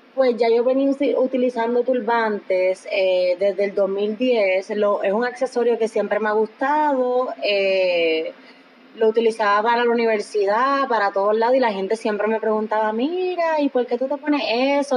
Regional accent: Puerto Rico; Nosotras como puertorriqueñas

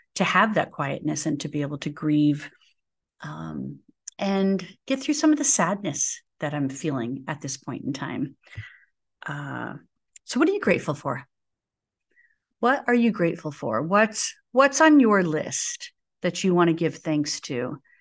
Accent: United States; as an American

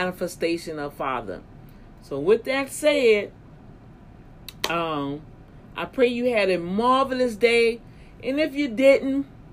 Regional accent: Louisiana, United States; my home state, Louisiana

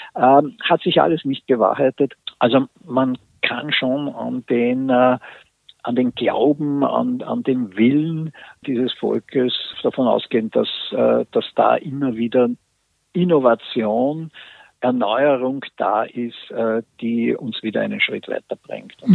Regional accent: Austria; bei uns in Österreich

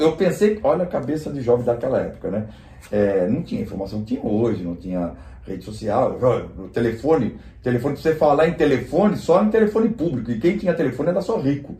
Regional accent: Rio de Janeiro, Brazil; accent: Carioca; moved away as an adult; also born or lived in São Paulo, Brazil / Portugal; a minha vida da adolescência foi toda no Rio de Janeiro, né? Apesar de ter nascido em São Paulo

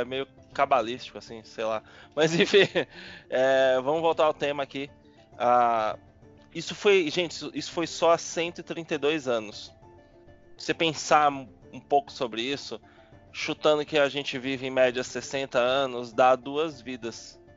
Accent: Salvador, Bahia, Brazil; now in São Paulo, Brazil; sou de Salvador, minha família é, não é de pessoas de aparência de, de cor

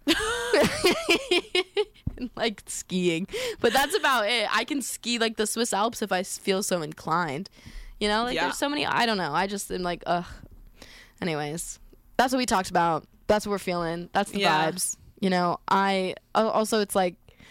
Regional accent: Aurora, Colorado, United States; born or raised there; moved away as an adult

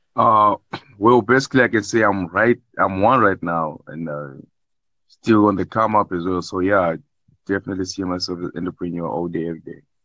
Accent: South Africa; I'm from South Africa

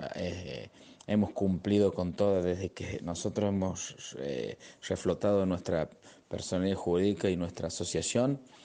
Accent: Cruz del Eje, Córdoba, Argentina; para mí como presidente de la asociación, dentro de mi pueblo, de mi ciudad

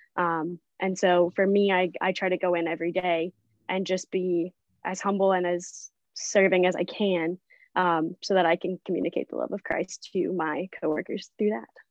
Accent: Branson, Missouri, United States; now in Port Aransas, United States; I am originally from Branson, Missouri

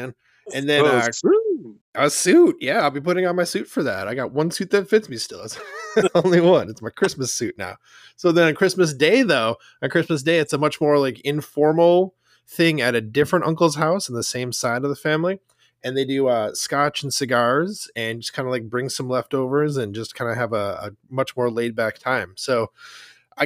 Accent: Wisconsin, United States; moved away; growing up in Wisconsin

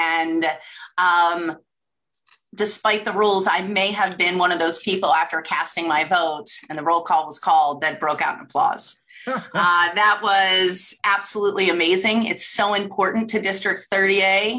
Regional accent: Cumberland, Maryland, United States; also born or lived in Towson, Maryland / Anne Arundel County, Maryland; I was born in Allegheny County, Cumberland, Maryland, graduate of Fort Hill High School, go Sentinels.

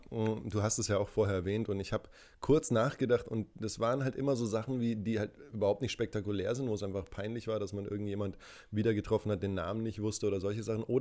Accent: Würzburg, Bavaria, Germany; born there; accent: Franconian; Äh, ja, ich bin ja in Würzburg geboren und da rollt man das R

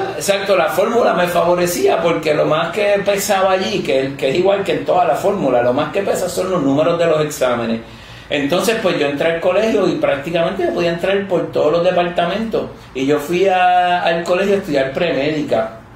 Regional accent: Mayagüez, Puerto Rico; moved away as an adult; also born or lived in Guadalajara, Mexico; Yo vengo de Mayagüez

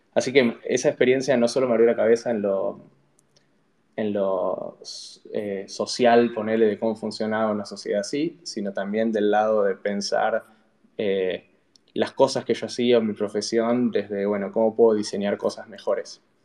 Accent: Buenos Aires, Argentina; moved away as an adult; also born or lived in San Francisco; yo nací en Buenos Aires, en Capital, eh, hice primaria, secundaria, ahí

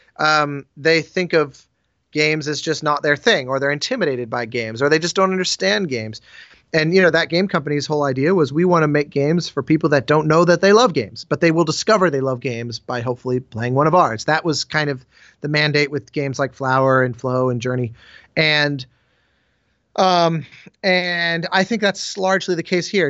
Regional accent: Colorado, United States; I grew up in Colorado

